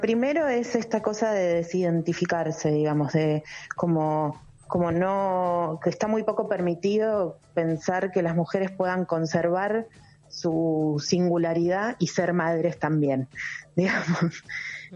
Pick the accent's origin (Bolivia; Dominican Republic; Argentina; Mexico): Argentina; yo soy argentina